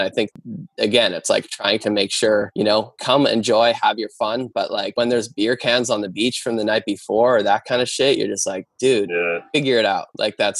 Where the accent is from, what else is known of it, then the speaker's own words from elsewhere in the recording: Canada; people literally think you're American and are kind of standoffish, and then find out you're Canadian and are super kind.